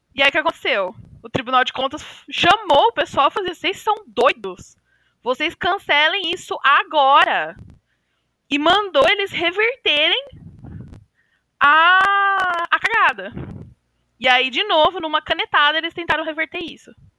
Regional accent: São Paulo, Brazil; nasci, cresci, vivi a vida inteira em São Paulo, cidade de São Paulo

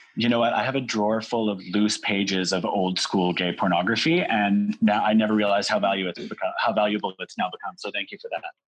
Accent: Canada; as Canadian performers

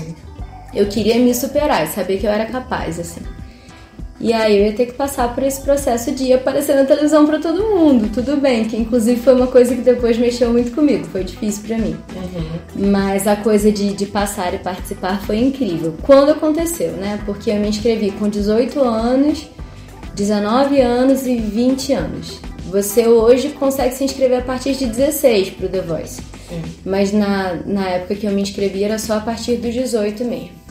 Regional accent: Nova Friburgo, Rio de Janeiro, Brazil; sou carioca, vim morar em Friburgo com quatro aninhos

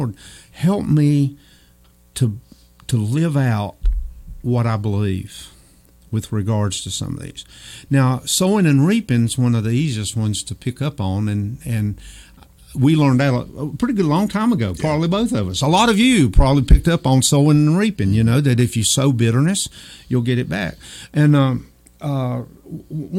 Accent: Old Fort, United States; I grew up in Old Fort, knew a lot of people

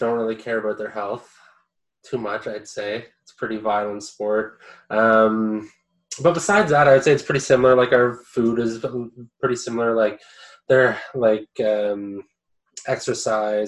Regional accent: near Listowel, Ontario, Canada; also born or lived in London, Ontario / England; I grew up in Kurtzville. It's like 10 minutes outside of Listowel

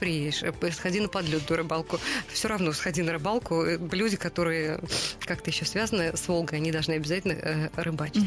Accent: Saratov, Saratov Oblast, Russia; moved away; Тут сидит две львицы из Саратова рожденные.

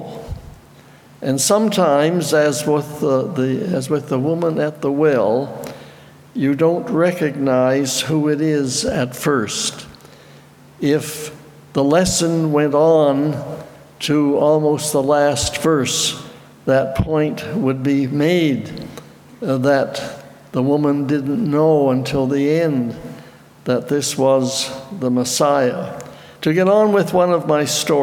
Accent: Petitcodiac, New Brunswick, Canada; I was stationed in Chatham, about 2 hours from my home in Petticoatiac

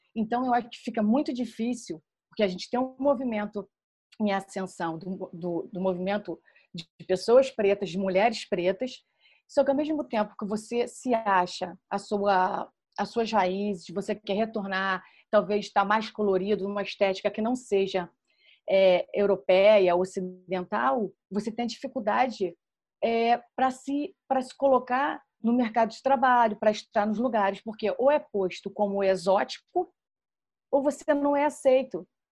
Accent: Rio de Janeiro, Brazil; moved away as an adult; now in London, United Kingdom; eu sou carioca, sou assistente social, sou do subúrbio do Rio de Janeiro e hoje eu moro em Londres

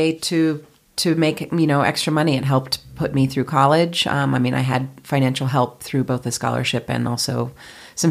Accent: New York City, New York, United States; now in Boulder, United States; I grew up in New York City

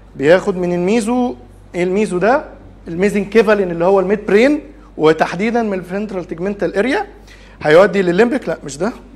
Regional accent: Egypt; also born or lived in Saudi Arabia; عندنا في مصر

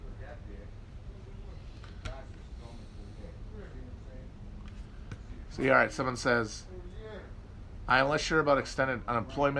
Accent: Wisconsin, United States; moved away; Northern Wisconsin, my home state, is very pretty

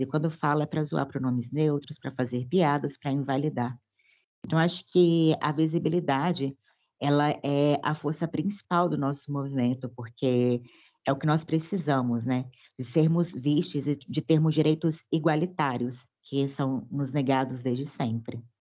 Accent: Belo Horizonte, Minas Gerais, Brazil; sou de Belo Horizonte, Minas Gerais

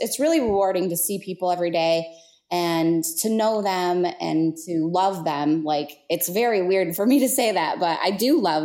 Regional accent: Marne, Michigan, United States; Marne is my hometown, and I grew up there

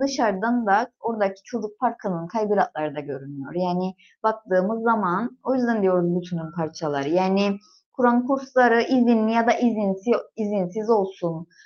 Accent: Gönyeli, Northern Cyprus, Cyprus; Ben de Gönyeliliyim

